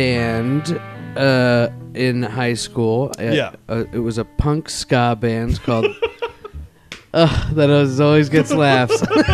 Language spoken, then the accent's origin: English; New York City, New York, United States; I grew up in Manhattan.